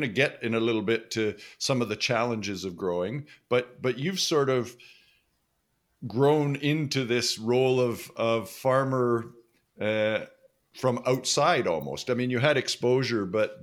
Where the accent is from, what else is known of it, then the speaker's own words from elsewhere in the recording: Western Canada, Canada; I grew up in Western Canada and not on a farm